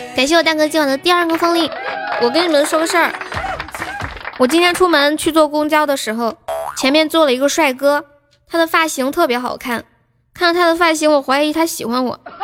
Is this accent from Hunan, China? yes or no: yes; Changsha, Hunan, China; accent: Changsha; 我就是长沙的嘛。那个，然后我妈当时在我们楼下的一个，一个火锅店上班